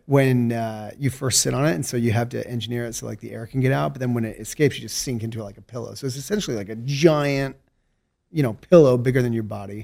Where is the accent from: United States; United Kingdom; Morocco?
United States; Salt Lake City, Utah; also born or lived in St. George, Utah / California / Mexico / China; I was born and raised in Salt Lake City, Utah